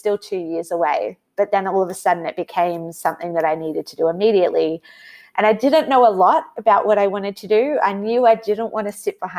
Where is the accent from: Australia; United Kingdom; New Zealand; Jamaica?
Australia; also born or lived in United States; I'm from Australia